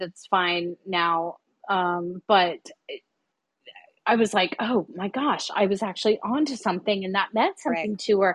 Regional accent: South Florida, United States; now in California, United States; I'm from South Florida. I'm living in California

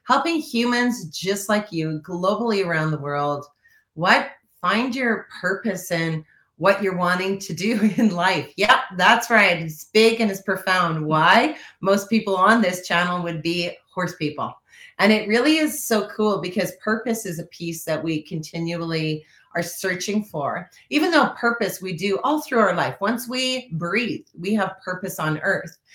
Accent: Saskatchewan, Canada; I love being from Saskatchewan

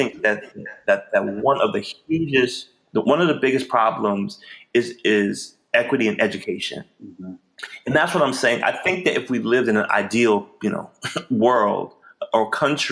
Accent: Memphis, Tennessee, United States; I grew up in Memphis, grew up with a family who loved me

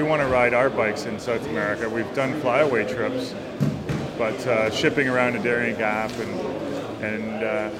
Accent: Markham, Ontario, Canada; From Markham.

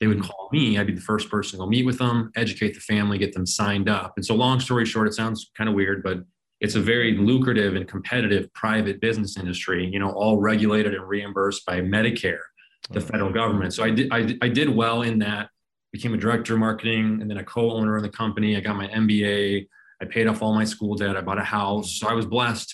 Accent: Phoenix, Arizona, United States; also born or lived in Colorado; I was born and raised in Phoenix

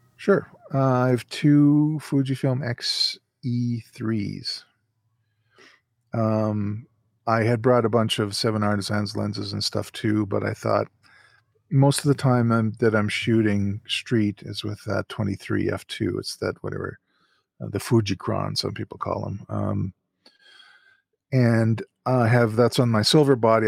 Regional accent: Calgary, Alberta, Canada; in my hometown here.

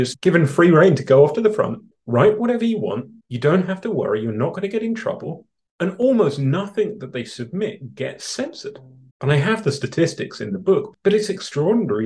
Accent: London, United Kingdom; born or raised there; now in Canada

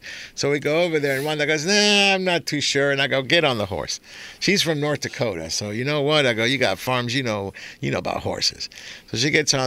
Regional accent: Argentina; moved away; I was born in Argentina

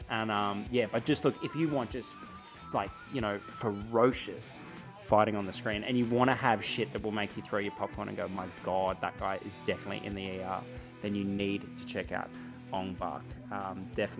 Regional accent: Albury, New South Wales, Australia; I come from Albury, a place that's got a pretty rad regional cinema

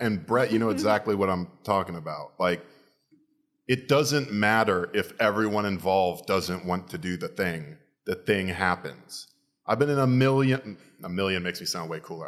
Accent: Florida, United States; I'm from Florida

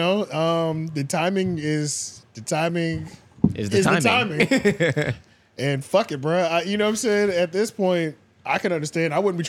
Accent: Baltimore, Maryland, United States; I'm from Baltimore.

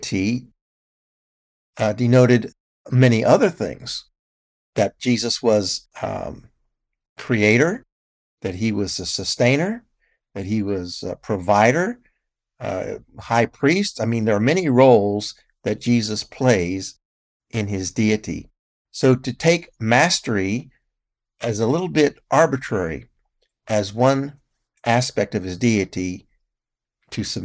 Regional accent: United States; as an American

